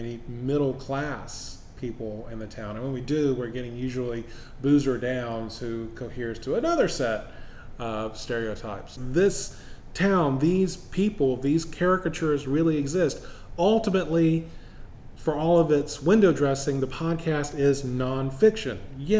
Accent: the American South, United States; I grew up in a small Southern town

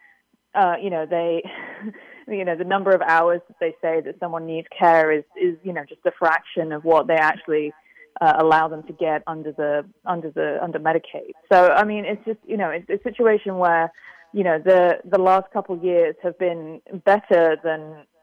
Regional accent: United Kingdom; I'm from Britain

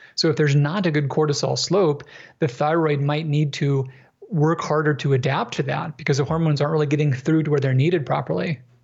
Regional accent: Minnesota, United States; I grew up in Minnesota

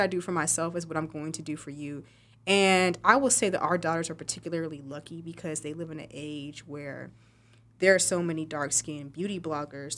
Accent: West Texas, United States; moved away; I'm from West Texas.

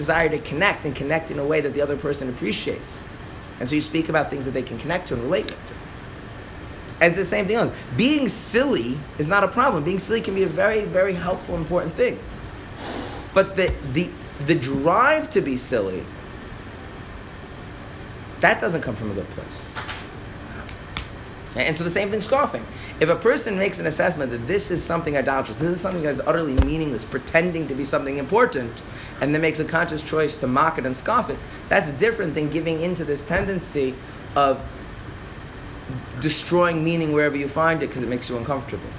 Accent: United States; I'm an American, so we just say English

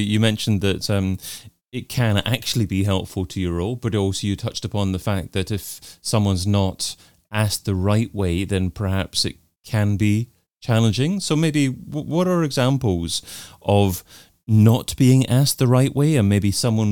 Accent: United Kingdom; I'm natively British

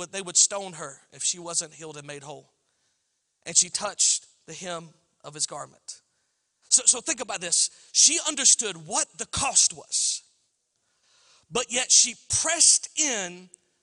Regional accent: Alabama, United States; I'm from Alabama

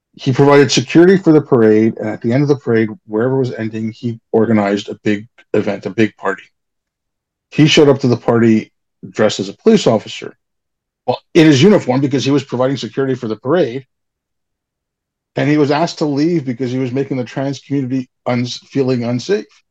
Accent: India; moved away; I'm brown. I'm from India.

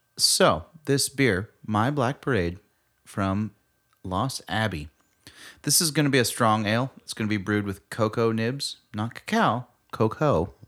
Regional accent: United States

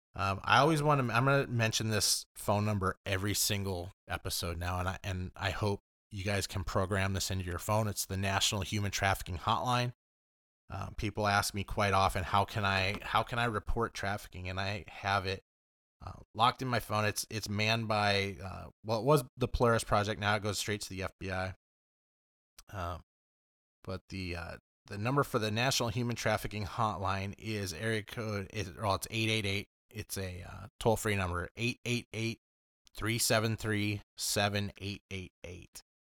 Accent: Los Angeles, California, United States; moved away; also born or lived in Oswego; I grew up in Los Angeles

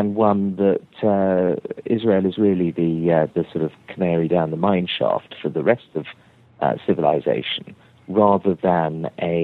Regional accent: England, United Kingdom; I'm an English Tory, a Thatcherite conservative

